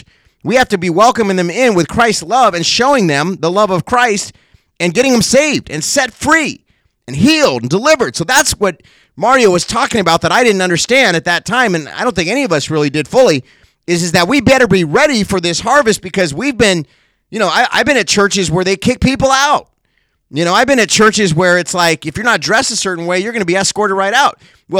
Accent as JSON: {"language": "English", "town": "Cincinnati", "region": "Ohio", "country": "United States", "tie": "born there", "also_born_or_lived": "California", "said": "Now, I wasn't born in California. I was born in Cincinnati."}